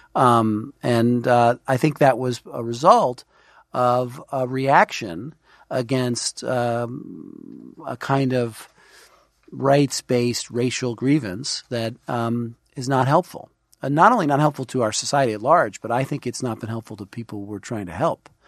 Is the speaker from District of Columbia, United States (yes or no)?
no; New York City, New York, United States; also born or lived in Washington; Grew up in Brooklyn